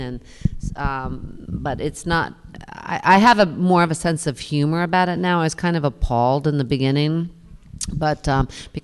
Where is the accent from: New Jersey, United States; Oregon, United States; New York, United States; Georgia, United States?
New York, United States; I was born in New York, and I raised my kids in New York, and I've been here forever, ever, ever